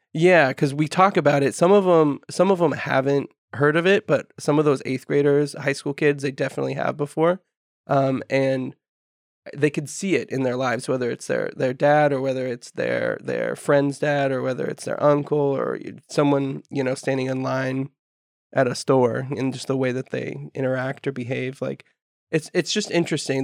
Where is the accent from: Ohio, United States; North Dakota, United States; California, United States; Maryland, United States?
California, United States; Humboldt County; I'm local, so I'm from Humboldt County, grew up here